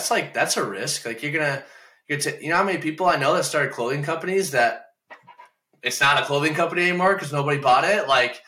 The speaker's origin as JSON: {"language": "English", "town": "Lambertville", "region": "Michigan", "country": "United States", "tie": "born or raised there", "also_born_or_lived": "Toledo, Ohio", "moved": "as an adult", "lives_now": "Virginia, United States", "said": "I grew up in Lambertville, Michigan, which is like right on the border of Ohio where Toledo is"}